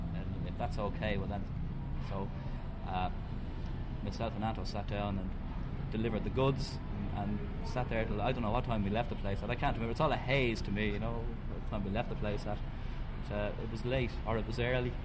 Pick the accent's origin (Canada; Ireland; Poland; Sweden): Ireland; we're Irish, Ireland